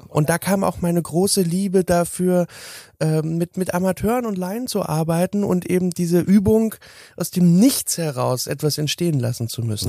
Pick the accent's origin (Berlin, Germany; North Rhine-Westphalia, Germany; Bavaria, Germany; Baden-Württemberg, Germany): Berlin, Germany; ich bin 1983 geboren worden in Berlin Lichtenberg